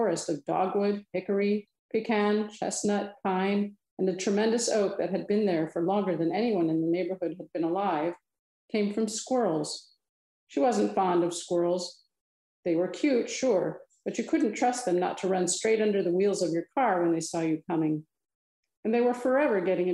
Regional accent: Milan, Illinois, United States; moved away; I grew up in Western Illinois, the Quad Cities

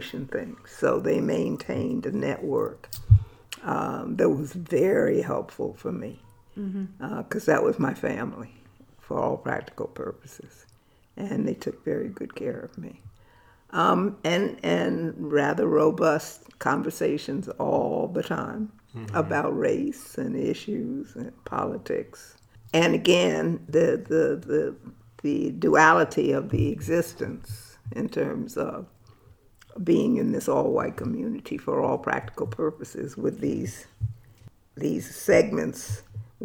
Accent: Westport, Connecticut, United States; also born or lived in Atlanta, Georgia / New York City; I was born in Atlanta in the infamous, famous Grady Hospital. And my parents moved north with their employer. So we ended up in New York City. And then ultimately in Westport, Connecticut, on an estate

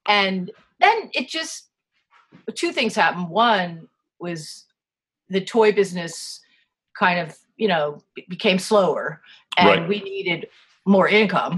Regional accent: East Coast, United States; also born or lived in California; now in Vermont, United States; I moved here from California, although I am from the East Coast originally.

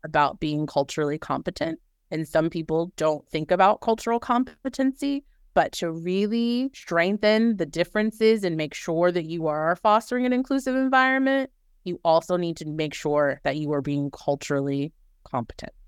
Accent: New Orleans, Louisiana, United States; moved away; I am originally from New Orleans

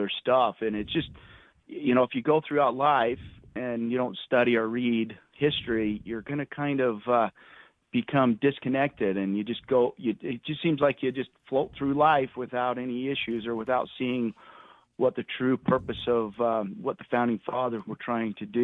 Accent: Parowan, Utah, United States; I'm a Utah native. I grew up in Parowan

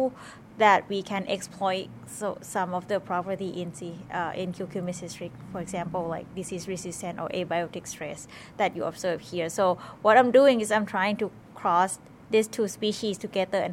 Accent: Thailand; moved away as an adult; now in Madison, United States; I am from Thailand originally, but I am currently studying PhD at the University of Wisconsin-Madison

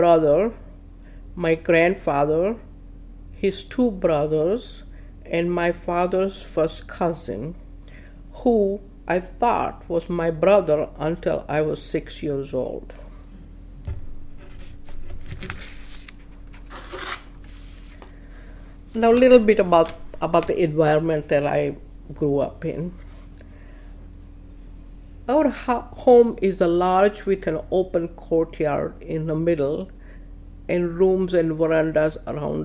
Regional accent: Palanpur, Gujarat, India; first language Gujarati; English is a second language; moved away as an adult; also born or lived in Hudson, Ohio / Akron, Ohio / Toledo, Ohio; now in Rochester, United States; Palanpur is a small town in state of Gujarat

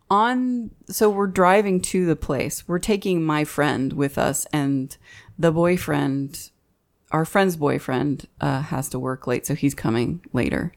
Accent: Fort Worth, Texas, United States; We're from Fort Worth

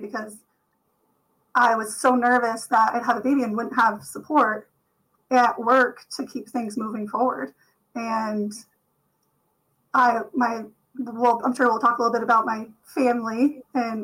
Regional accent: Vermont, United States; I'm born and raised in Vermont

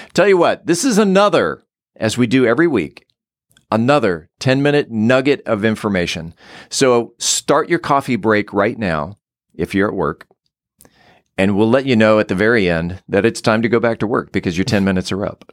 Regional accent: San Diego, California, United States; growing up in San Diego, where it was always seventy-five year round

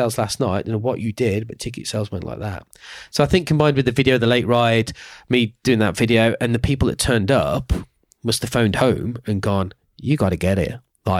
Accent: Birmingham, West Midlands, United Kingdom; Not because I'm from Birmingham

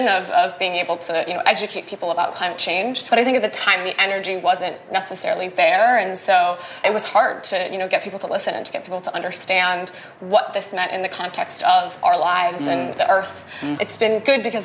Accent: Wisconsin, United States; So I am from Wisconsin. I was born and raised there

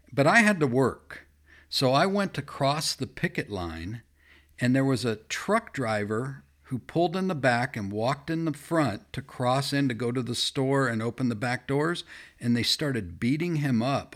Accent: Fullerton, California, United States; I grew up in Chuck Swindoll's church, E V Free Fullerton

